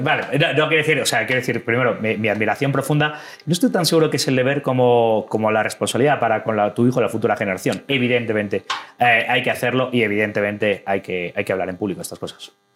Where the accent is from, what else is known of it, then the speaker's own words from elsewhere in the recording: Madrid, Community of Madrid, Spain; moved away as an adult; now in Ecuador; soy eh, orgullosamente español y madrileño